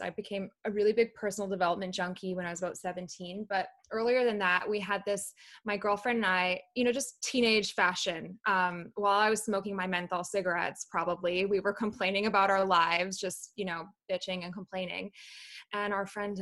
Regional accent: Calgary, Alberta, Canada; also born or lived in London, United Kingdom; I was born in London in the UK. I moved to Calgary when I was 8, and I mainly grew up in Calgary, actually

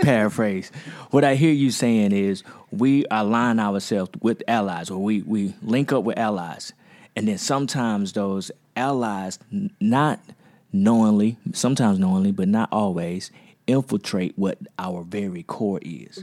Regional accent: United States; I'm from Magnolia

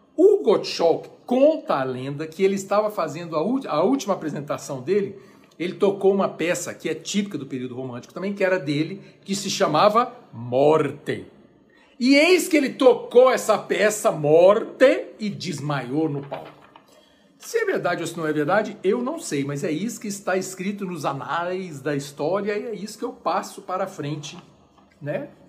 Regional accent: Brazil; nós que somos brasileiros

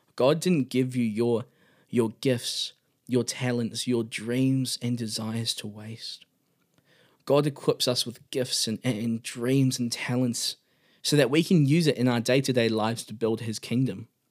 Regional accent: Auckland, New Zealand; I come from Auckland, New Zealand

